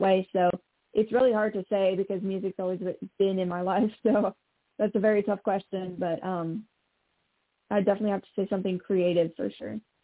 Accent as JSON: {"language": "English", "town": "Montreal", "region": "Quebec", "country": "Canada", "tie": "born or raised there", "said": "I'm from the province of Quebec, actually, so I'm French Canadian, and I I was born on the island of Montreal"}